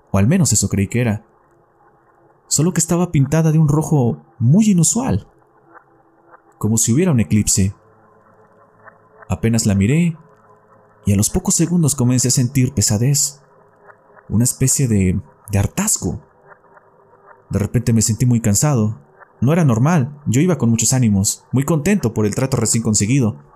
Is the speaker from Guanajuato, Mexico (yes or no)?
no; Querétaro, Mexico; now in Coahuila, Mexico; Soy originario de Querétaro, pero ya llevo rato viviendo acá en Coahuila.